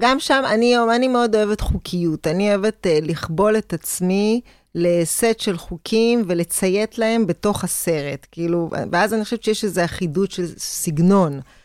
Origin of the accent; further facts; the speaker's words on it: Israel; אני כישראלית